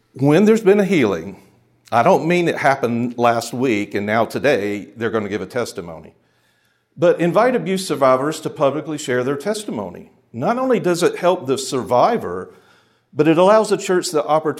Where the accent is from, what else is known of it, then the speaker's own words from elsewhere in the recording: Charlotte, North Carolina, United States; the church I grew up in Charlotte